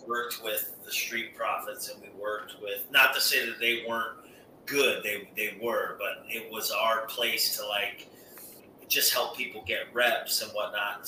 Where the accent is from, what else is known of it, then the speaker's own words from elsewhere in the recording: Albany, New York, United States; moved away; in my hometown